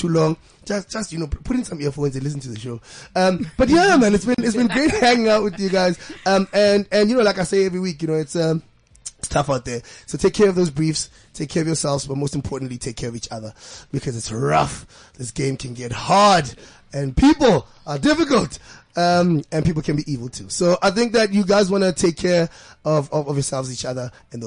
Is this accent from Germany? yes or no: no; Johannesburg, Gauteng, South Africa; I'm from Middleland Zone 9